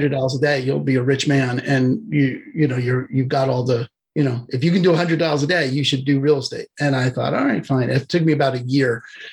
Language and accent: English; New York, United States; moved away as an adult; also born or lived in Albuquerque, New Mexico; now in Vashon Island, United States; I'm originally from New York, so I talk fast